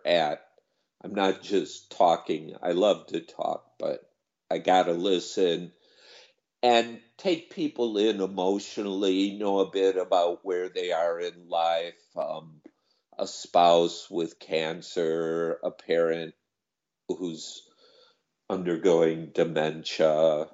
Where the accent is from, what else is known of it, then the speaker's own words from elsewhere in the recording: United States; moved away as an adult; also born or lived in Thailand; this bizarre country I grew up